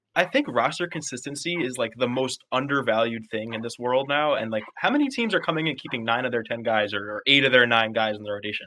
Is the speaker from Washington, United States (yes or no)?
no; New York, United States; I grew up in New York